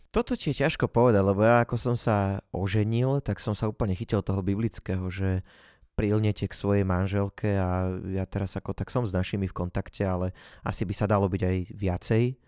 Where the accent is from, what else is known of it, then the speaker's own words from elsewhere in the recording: Jasenie, Banská Bystrica Region, Slovakia; hovorím, že z jasenia